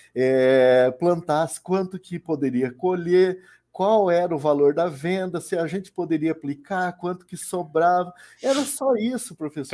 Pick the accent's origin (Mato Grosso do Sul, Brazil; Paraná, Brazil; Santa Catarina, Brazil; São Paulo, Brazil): Paraná, Brazil; sou do Paraná